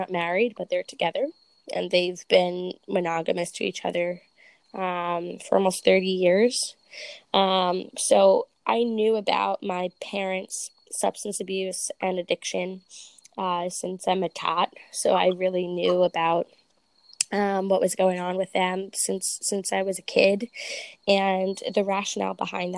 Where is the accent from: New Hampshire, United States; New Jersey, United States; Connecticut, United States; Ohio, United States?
New Jersey, United States; I'm from Jersey